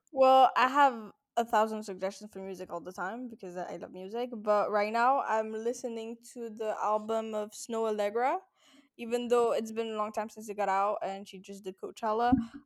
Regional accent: France; now in Amsterdam, Netherlands; I'm 21 and I'm French.

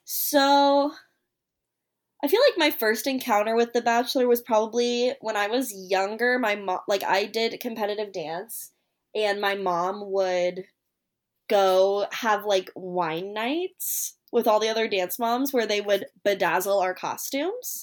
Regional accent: Kansas City, United States; I'm from Kansas City, and that's where I am right now

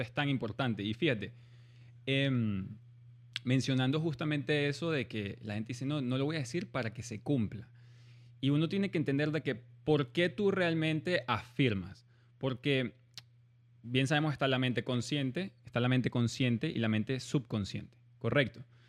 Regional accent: Venezuela; moved away; also born or lived in Germany; yo en verdad nací en Alemania siendo venezolano

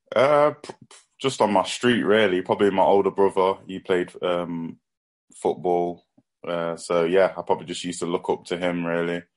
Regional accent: Nottingham, East Midlands, United Kingdom; I'm from Nottingham myself.

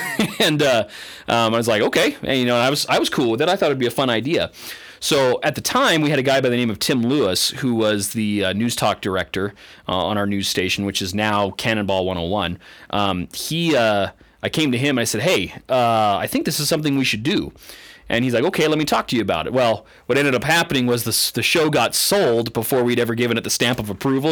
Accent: Canada; moved away as an adult; now in eastern Idaho, United States; I didn't even grow up here in eastern Idaho. I grew up in Canada

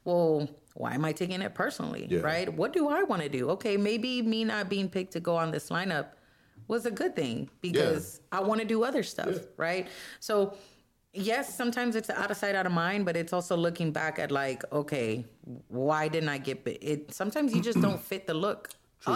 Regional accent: Mexico; accent: Mexican; English is a second language; now in Texas, United States; The Mexican accent came out

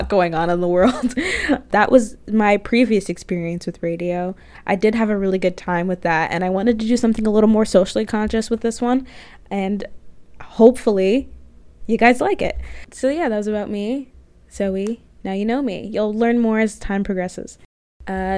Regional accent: Jacksonville, Florida, United States; moved away as an adult; now in Chicago, United States; I'm originally from Florida, actually. Jacksonville, Florida

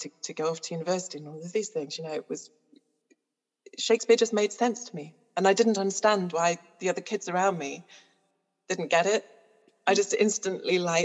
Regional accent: Newcastle-under-Lyme, West Midlands, United Kingdom; we lived in a council estate in Stoke-on-Trent, well, Newcastle-under-Lyme, which is basically Stoke-on-Trent, so the potteries basically

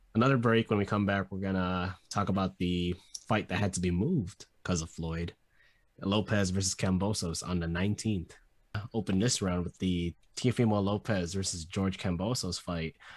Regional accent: Philippines; I'm Filipino

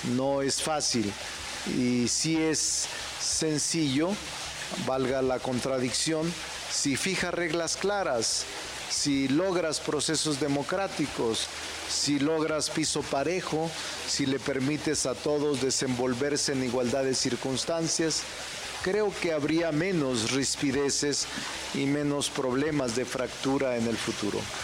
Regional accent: Zacatecas, Mexico; moved away; mi tierra, de Zacatecas

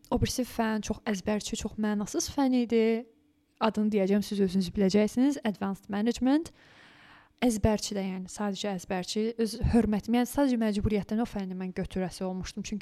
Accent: Lankaran, Azerbaijan; moved away; bax mən Lənkəranlıyam.

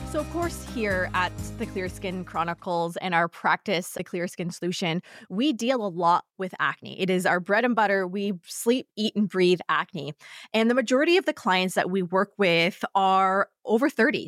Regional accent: Canada; being a Canadian, living in, uh, winter climate here

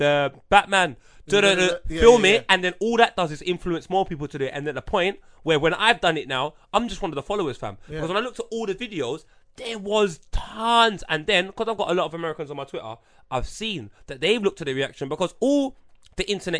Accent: United Kingdom; as a Brit

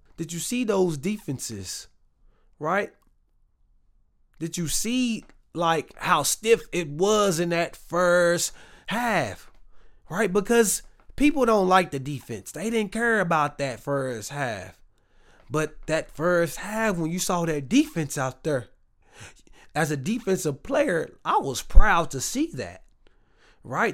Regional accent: Waco, Texas, United States; now in Dallas, United States; I'm from Texas. I mean, we in Dallas, but I'm from Waco

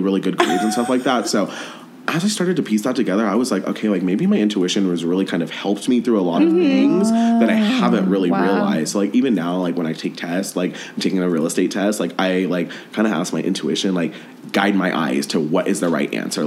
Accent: Denver, Colorado, United States; moved away as an adult; now in Los Angeles, United States; I'm originally from Denver, but now I live in LA. I moved there earlier this year

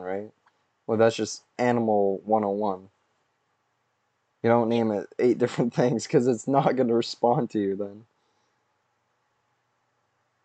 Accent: Canada; I'm Canadian

